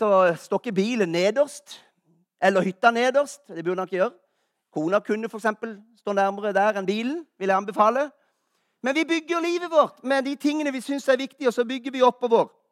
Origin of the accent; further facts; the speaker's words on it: Kristiansand, Agder, Norway; moved away; Jeg er jo fra Kristiansand.